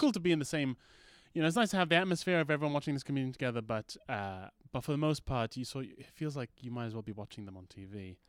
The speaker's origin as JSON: {"language": "English", "country": "Malaysia", "tie": "born or raised there", "also_born_or_lived": "United Kingdom", "moved": "yes", "said": "when I was growing up in Malaysia, I was called, uh, Orang Putih"}